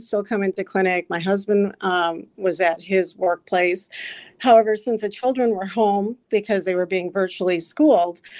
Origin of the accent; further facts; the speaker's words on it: Illinois, United States; moved away as an adult; also born or lived in New Jersey; now in Wisconsin, United States; I was born in New Jersey, but raised in Illinois, and then met my wonderful husband and moved to Wisconsin about 13 years ago now.